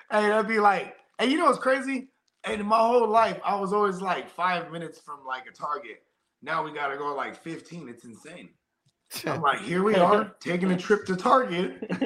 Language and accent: English; Northern California, United States; to me, I'm from the West Coast, bro. So like, and I'm from Northern Cali. So, you know what I mean? Like, I'm what they would call like a real city slicker.